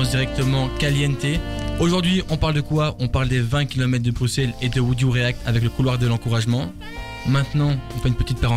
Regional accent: Bourgogne-Franche-Comté, France; Je viens de France.

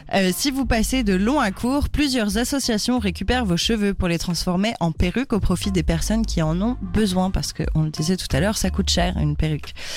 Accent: France; on est française, du coup, chez nous, on dit pas ça.

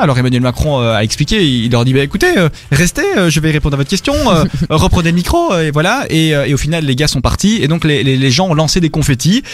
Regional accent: Belgium; chez nous en Belgique

